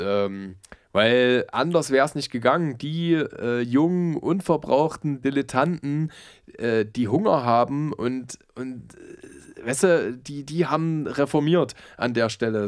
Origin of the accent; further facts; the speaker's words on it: Halle, Saxony-Anhalt, Germany; moved away; Ich komme ja eigentlich aus Halle-Saale